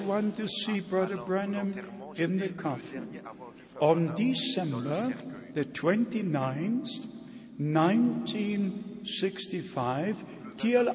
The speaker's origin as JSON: {"language": "English", "country": "Germany", "first_language": "German", "second_language": "English", "said": "in my mother tongue, in the German language."}